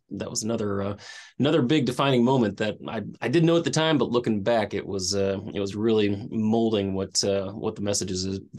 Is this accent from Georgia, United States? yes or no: no; Tucson, Arizona, United States; also born or lived in Glendale, United States / Hawaii, United States / England / Virginia, United States; I did, yeah. Grew up an Air Force brat out in Tucson. I was born in Glendale, just outside of Phoenix, but we moved around a bit and got to hang out in Hawaii.